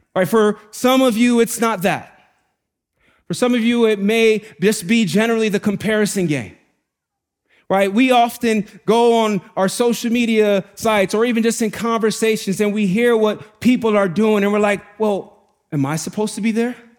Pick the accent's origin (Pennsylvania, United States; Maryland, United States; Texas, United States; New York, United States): New York, United States; New York City; Growing up in the Bronx is really hard.